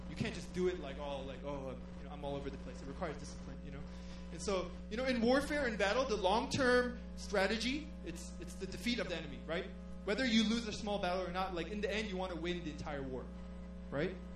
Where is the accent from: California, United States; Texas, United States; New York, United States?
New York, United States; moved away as an adult; now in Korea; I'm from New York